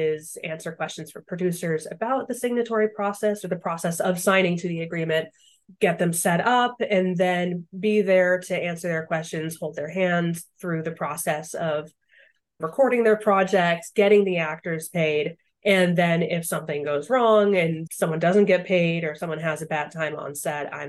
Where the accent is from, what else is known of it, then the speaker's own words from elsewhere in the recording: Boston, Massachusetts, United States; moved away as an adult; now in Los Angeles, United States; I'm originally from Boston